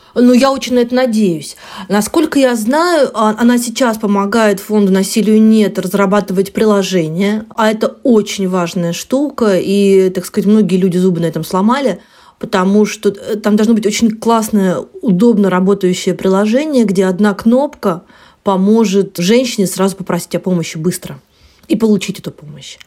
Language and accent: Russian; Rostov-on-Don, Rostov Oblast, Russia; я выросла в Ростове